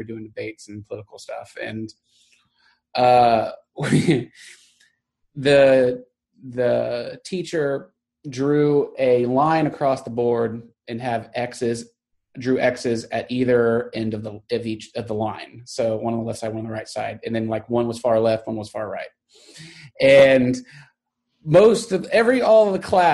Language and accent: English; Garland, Texas, United States; growing up in Texas and someplace like Garland